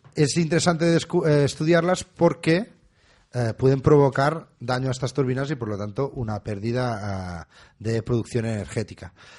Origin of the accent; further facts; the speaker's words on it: Catalonia, Spain; somos un poco catalanes